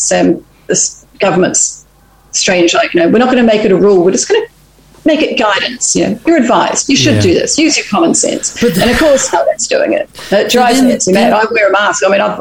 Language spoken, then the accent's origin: English; New Zealand; moved away; we're from New Zealand